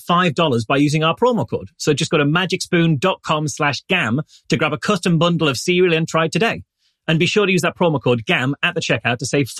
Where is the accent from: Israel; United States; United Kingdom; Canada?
United Kingdom; England; I'm English.